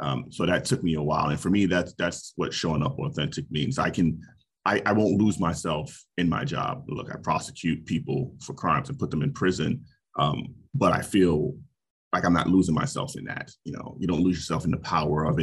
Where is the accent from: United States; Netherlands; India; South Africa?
United States; New York City, New York; moved away as an adult; also born or lived in Albany; now in Chicago, United States; I grew up in Brooklyn, New York as a hip hop kid